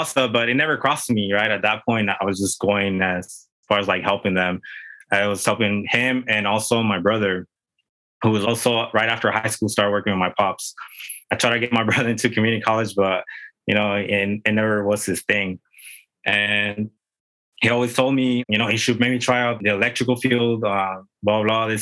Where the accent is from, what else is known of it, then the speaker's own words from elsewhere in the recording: Tijuana, Baja California, Mexico; now in San Diego, United States; I grew up in TJ, which is our neighbor city, pretty much south of the border right here from San Diego.